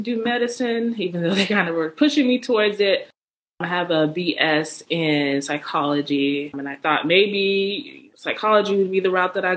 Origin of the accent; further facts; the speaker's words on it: Houston, Texas, United States; also born or lived in New Orleans / Galveston / Durham; now in Dallas, United States; I grew up in Houston